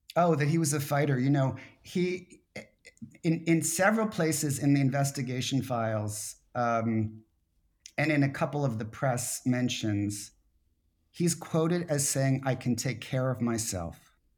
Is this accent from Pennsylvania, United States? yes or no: yes; Philadelphia, Pennsylvania, United States; moved away as an adult; Philadelphia, his hometown, my hometown